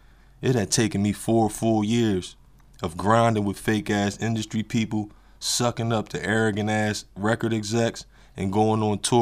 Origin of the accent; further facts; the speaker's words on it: Atlanta, Georgia, United States; which was about 5.5 hours away from my hometown of Atlanta, Georgia.